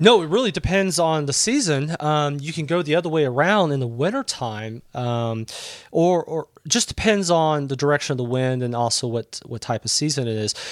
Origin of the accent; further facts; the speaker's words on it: Southeast Texas, United States; moved away as an adult; I was born in Southeast Texas